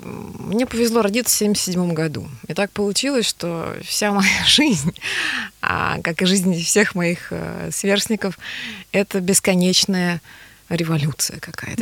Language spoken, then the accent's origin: Russian; Kazan, Tatarstan, Russia; first language Tatar; moved away as an adult; Поволжье это моя родина, я выросла на Волге